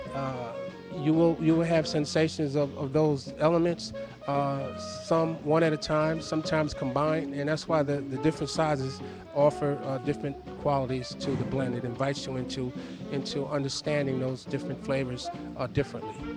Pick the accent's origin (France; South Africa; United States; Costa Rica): Costa Rica; I was born in Costa Rica